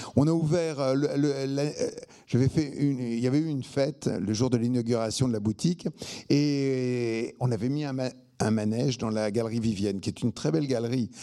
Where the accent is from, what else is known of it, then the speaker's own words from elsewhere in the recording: Arcueil, Île-de-France, France; also born or lived in Bagneux; je viens d'Arcueil-Cachan, qui est, enfin, Arcueil-Cachan, c'est la station de métro. Je viens d'Arcueil, donc, je né à Bagneux